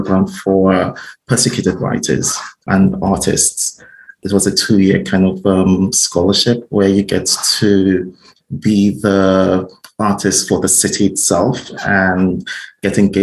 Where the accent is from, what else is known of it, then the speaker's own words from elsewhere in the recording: Nigeria; moved away as an adult; also born or lived in United States; I'm originally from Nigeria. And while I lived in Nigeria, I'm a published writer